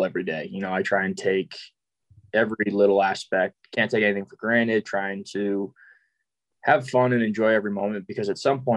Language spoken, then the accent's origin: English; Massachusetts, United States; moved away as an adult; also born or lived in San Francisco; now in Nashville, United States; I was born in Massachusetts, so I lived there until I went to college